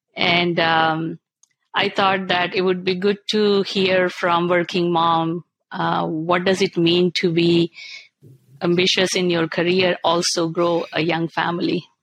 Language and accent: English; India; moved away as an adult; now in Canada; I'm born and brought up in India